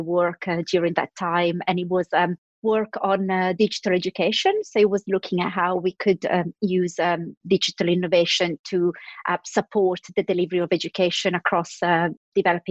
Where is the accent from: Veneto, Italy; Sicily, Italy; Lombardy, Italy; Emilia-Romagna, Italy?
Lombardy, Italy; Milan; now in London, United Kingdom; I was born in Milan in Italy and grew up there